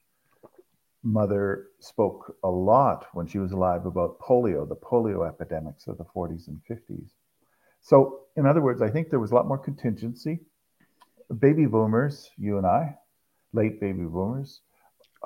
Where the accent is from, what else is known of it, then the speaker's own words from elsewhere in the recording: Toronto, Ontario, Canada; Grew up in the suburbs of Toronto